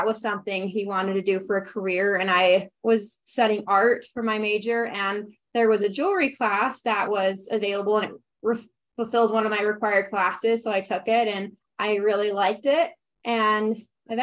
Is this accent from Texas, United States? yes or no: no; Ogden, Utah, United States; moved away as an adult; now in Heber City, United States; I am from Ogden, Utah, but I've been living in Heber for the last 4 years with my husband